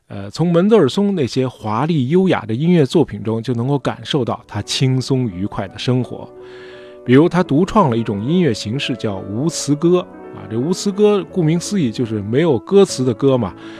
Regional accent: China; 包括我们中国人

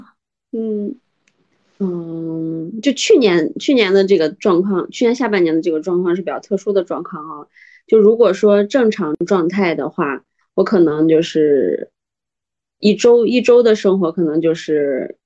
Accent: northern China, China; now in Xi'an, China; 因为我是北方人嘛，我就特别想去南方

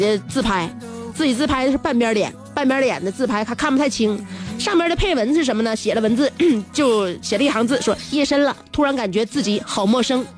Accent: Liaoning, China; 在我老家过的。我老家，嗯，你知道你知道在哪吗？不知道啊，没出没出辽宁省。每一次啊，我老家的边上再往偏走呢，就是农村，然后旁边有一条小河。

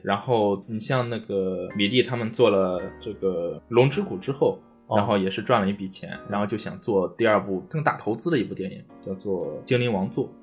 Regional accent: China; 我们中国人

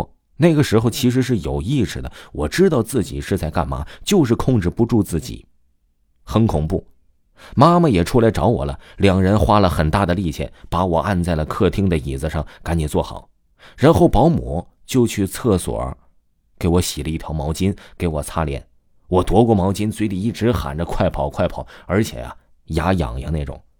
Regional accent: Guangdong, China; 我们家是潮汕那边的，我们呢也是信佛教的。

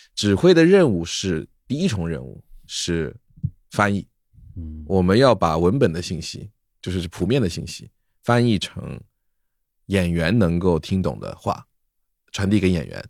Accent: Wenzhou, Zhejiang, China; moved away; also born or lived in Shanghai; 我是温州人，然后温州是三面靠山一面靠海的

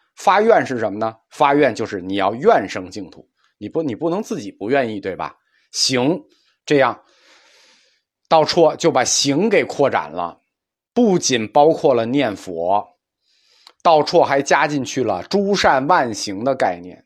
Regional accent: China; 我们中国人有一个两分法看问题

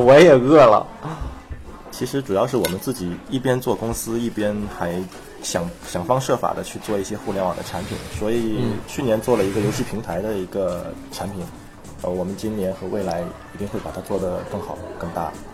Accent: Shenyang, Liaoning, China; accent: Northeastern (Dongbei); moved away as an adult; also born or lived in Wenzhou, Zhejiang; now in Shanghai, China; 我是在北方长大的

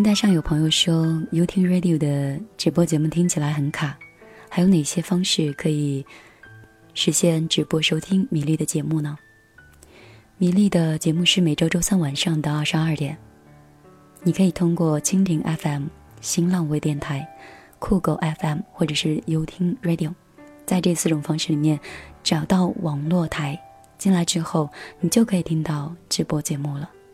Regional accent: Anhui, China; moved away; also born or lived in Lhasa; 我是一个地地道道、土生土长的安徽女孩儿，属于南方吧，我们那边的气候是比较温润的

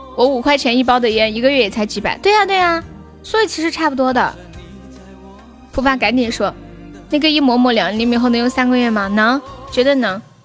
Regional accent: Sichuan, China; accent: Sichuanese; 用我们四川话说

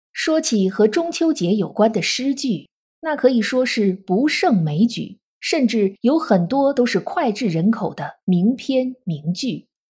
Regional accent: China; 每年的农历八月十五是我们中国人的传统节日，中秋佳节

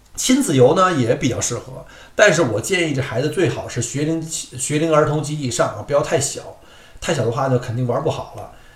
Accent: Beijing, China; moved away; 我们在小时候在北京的那个天文馆

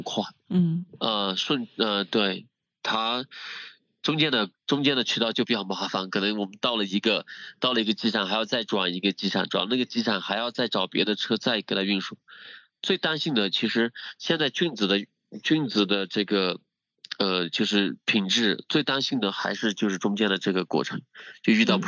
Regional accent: Dali, Yunnan, China; 我们老家大理那边

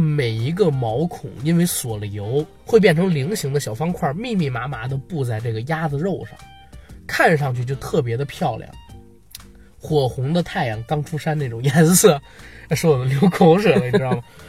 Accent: Beijing, China; 我要聊的话啊，作为一个北京人，我肯定得聊地道的北京美食。

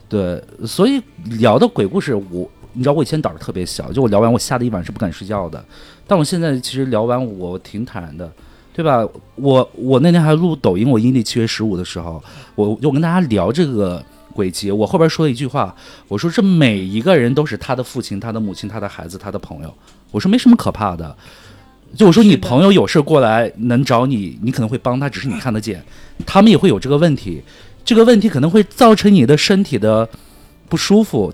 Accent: Tibetan areas, China; 我从小不是在藏区长大

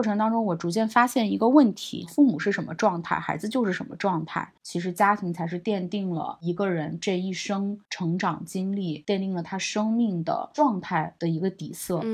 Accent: China; moved away; also born or lived in New York; 后面我回国之后呢，我是一八年回国的嘛

